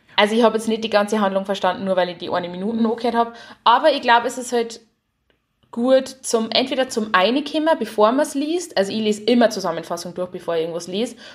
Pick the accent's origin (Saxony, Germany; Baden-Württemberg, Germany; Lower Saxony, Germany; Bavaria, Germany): Bavaria, Germany; Haunersdorf; moved away; ich lieb Haunerstoff, also wo ich her bin, und ich lieb mein Heimer komplett.